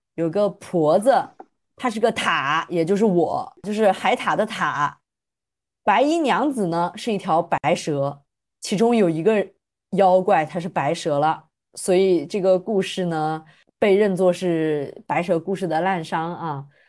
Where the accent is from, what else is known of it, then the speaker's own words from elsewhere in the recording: Fujian, China; 他也是我们的大福建人，所以我们福建人浓度 up